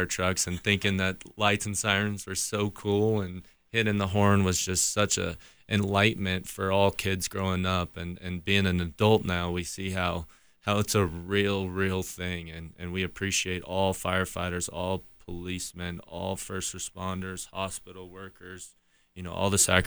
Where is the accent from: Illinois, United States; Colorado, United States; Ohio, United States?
Colorado, United States; Colorado Springs; born and raised in Colorado Springs